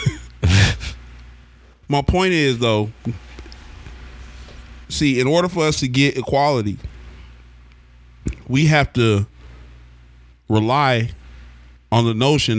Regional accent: Oklahoma, United States; growing up in Oklahoma

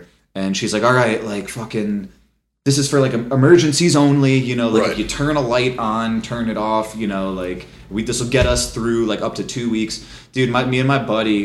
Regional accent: Connecticut, United States; I'm from Connecticut

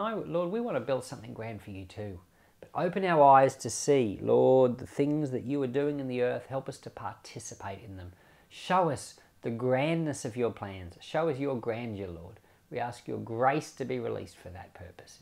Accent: Australia; I'm an Australian

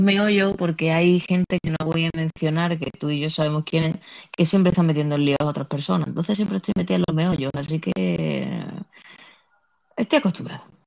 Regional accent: Andalusia, Spain; accent: sevillano; yo también soy de Andalucía

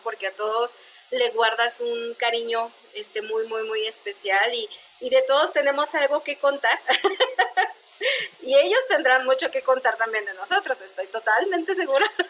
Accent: Chihuahua, Mexico; soy de aquí de Chihuahua.

